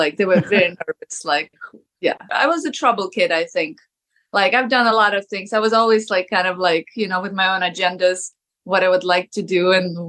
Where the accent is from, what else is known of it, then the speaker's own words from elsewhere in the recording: Odesa, Odesa Oblast, Ukraine; English is a second language; moved away as an adult; now in United States; I was born in Odessa, Ukraine. And then I moved to US when I was an adult because I met a guy and now I'm in America.